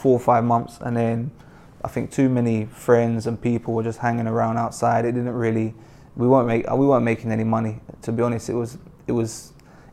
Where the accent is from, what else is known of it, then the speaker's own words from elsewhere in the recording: Mitcham, London, United Kingdom; I grew up in Mitcham in South London